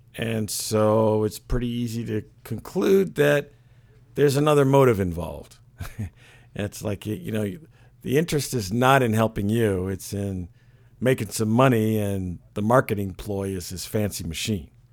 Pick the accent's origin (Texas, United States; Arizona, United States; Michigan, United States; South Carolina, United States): Michigan, United States; Flint; moved away; also born or lived in Stanford, California; I was born in Michigan. I actually flint Michigan back in the day when it wasn't so bad